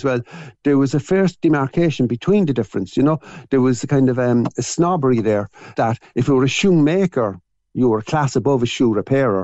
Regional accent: Cork, Munster, Ireland; At seven, I lived in Peacock Lane, and then we moved at seven. Our first shop was where Shandon Flowers is now

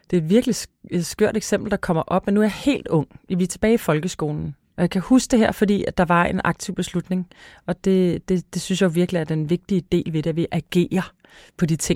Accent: Græsted, Capital Region of Denmark, Denmark; Græsted, hvor jeg kommer fra.

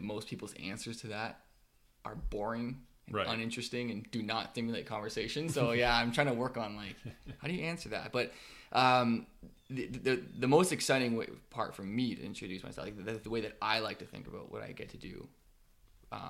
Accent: Ontario, Canada; But I'm from Ontario, so I grew up in Ontario

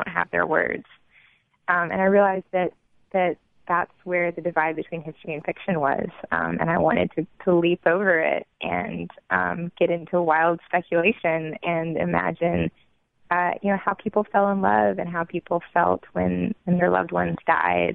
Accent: Jackson, United States; as a young child growing up in Jackson

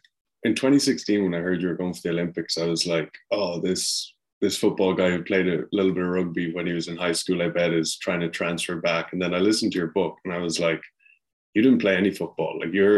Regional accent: Ireland; accent: Irish; I'm Irish, as you might tell from the accent

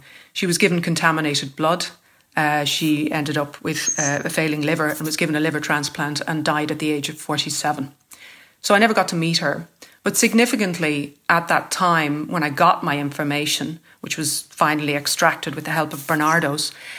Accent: Cork, Munster, Ireland; born there; It says that I was born in County Dublin. I wasn't. That's what they write about people who were born in Cork.

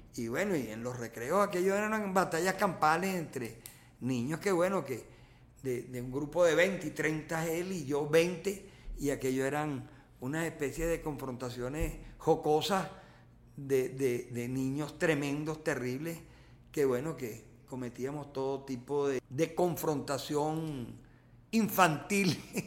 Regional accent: La Guaira, Venezuela; esa Guaira, que es mi territorio natural, la Guaira, mi mar

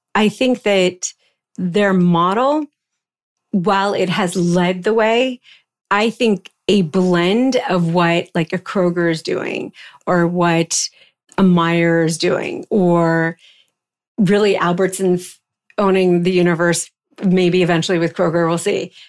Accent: East Coast, United States; moved away as an adult; also born or lived in New York; I grew up on the East Coast

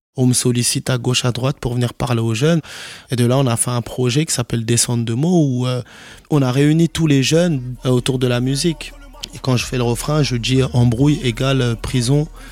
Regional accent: Garges-lès-Gonesse, Île-de-France, France; j'ai 32 ans. J'ai grandi ici, à Garges-les-Gonesses

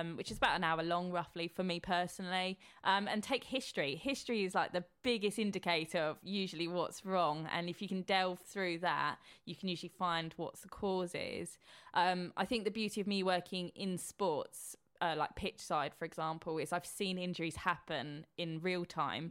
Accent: Horsham, South East England, United Kingdom; I grew up in Horsham

